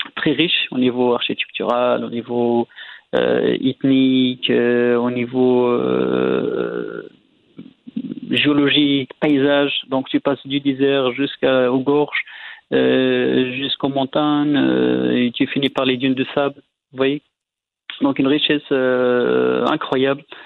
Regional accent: Morocco; nous, au Maroc

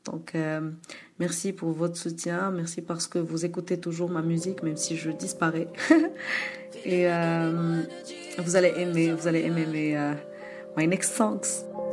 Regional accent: Morocco; je suis africaine, je suis marocaine

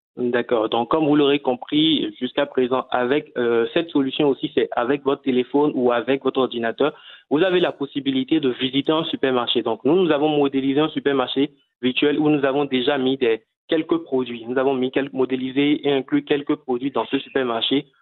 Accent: Cotonou, Littoral, Benin; chez nous à Cotonou

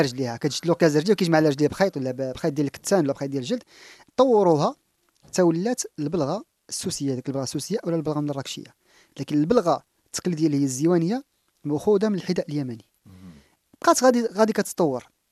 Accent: Morocco; حنا كمغاربة

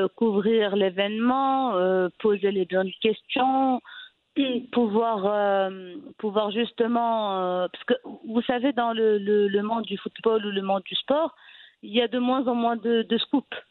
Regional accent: Fez, Fès-Meknès, Morocco; also born or lived in Rabat; je suis originaire de la ville de Fès, donc à l'âge de 17 ans, 18 ans déjà, j'étais rédactrice pour le, site web du club

